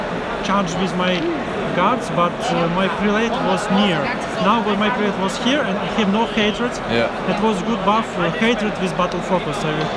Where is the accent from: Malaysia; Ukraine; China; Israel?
Ukraine; I am from Ukraine.